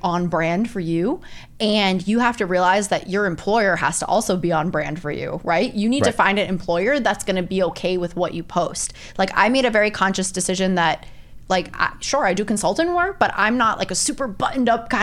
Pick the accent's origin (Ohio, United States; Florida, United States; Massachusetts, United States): Massachusetts, United States; Boston; moved away; I'm from Boston area originally